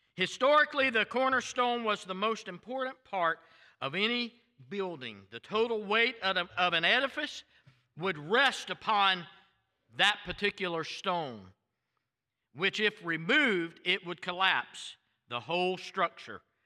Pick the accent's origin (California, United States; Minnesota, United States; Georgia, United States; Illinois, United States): Georgia, United States; Waycross; accent: thick Southern; moved away; also born or lived in Tallahassee, Florida; It was those five and a half years we lived in Georgia